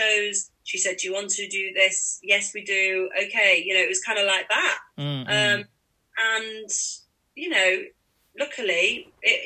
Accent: Manchester, North West England, United Kingdom; it was my hometown. I don't know if I said that, Manchester's

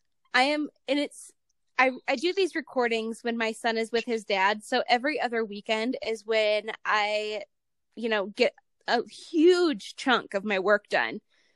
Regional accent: Ohio, United States; moved away; also born or lived in Nevada / Utah; I'm from Ohio originally

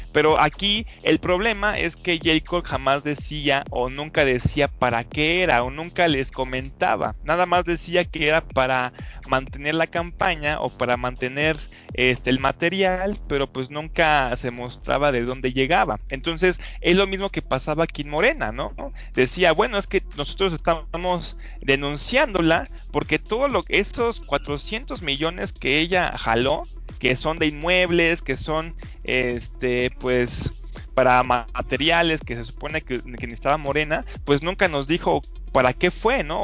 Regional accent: Mexico; uno como mexicano

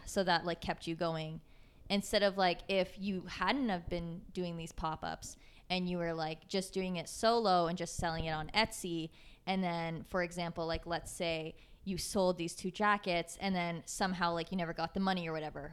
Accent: Waterloo, Ontario, Canada; moved away as an adult; now in Toronto, Canada; I'm from Waterloo

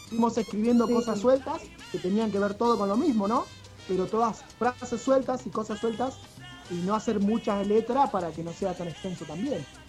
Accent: Rosario, Santa Fe, Argentina; siendo de acá de Rosario, igual que yo

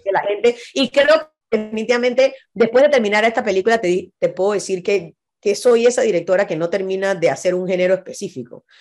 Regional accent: Panama; Somos gente que vinimos de un país de 4 millones de habitantes

